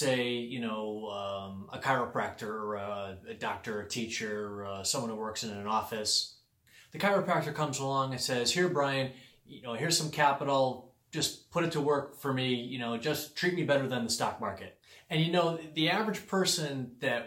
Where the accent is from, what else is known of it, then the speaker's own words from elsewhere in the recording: Connecticut, United States; I'm from Connecticut